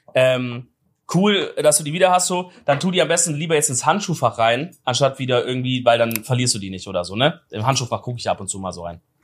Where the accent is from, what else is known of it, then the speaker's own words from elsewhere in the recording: Swabia, Baden-Württemberg, Germany; moved away; als Schwabe